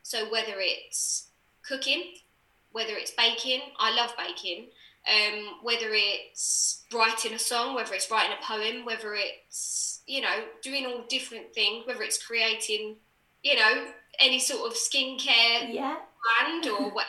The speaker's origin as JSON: {"language": "English", "area": "Essex", "region": "East of England", "country": "United Kingdom", "said": "I was from Essex."}